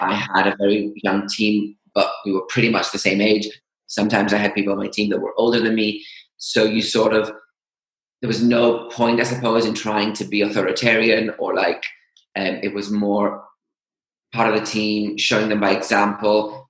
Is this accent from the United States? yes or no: no; Greece; moved away as an adult; now in United Kingdom; grew up and went to um, high school um, in Greece